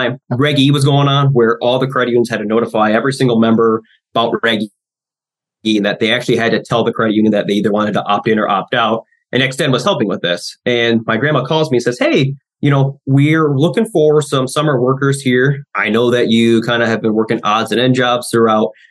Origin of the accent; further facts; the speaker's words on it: Midwest, United States; I'm a Midwesterner